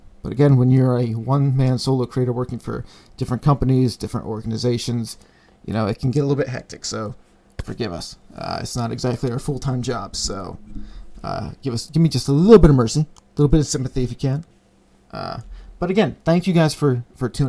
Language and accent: English; Berwick, Pennsylvania, United States; Berwick, my hometown